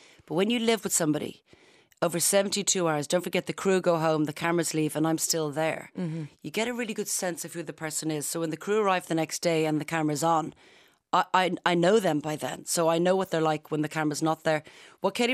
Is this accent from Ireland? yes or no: yes; Ireland; as Irish people